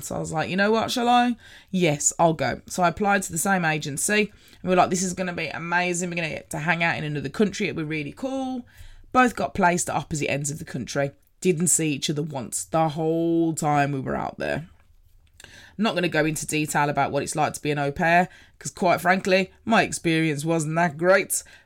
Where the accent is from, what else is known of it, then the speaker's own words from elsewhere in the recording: Birmingham, West Midlands, United Kingdom; I'm from Birmingham. If you hadn't already noticed by the accents